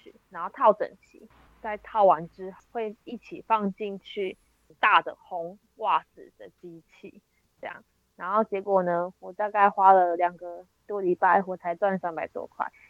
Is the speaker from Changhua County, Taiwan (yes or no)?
yes; Shetou, Changhua County, Taiwan; 我们家乡呢，就是住在彰化的社头，社头呢就是袜子的故乡，所以那有很多袜子工厂。